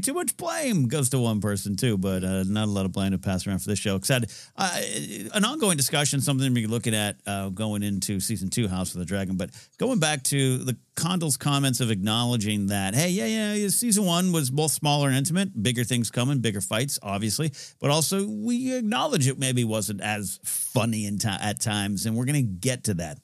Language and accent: English; Central Coast, California, United States; now in Los Angeles, United States; I was up at the Central Coast Film Society's Entertainment Expo in, uh, my hometown, uh, neck of the woods, the Clark Center on my old high school